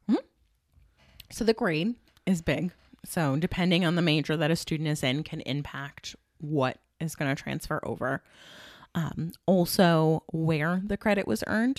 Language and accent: English; Watertown, New York, United States; I grew up in Watertown, um, single mom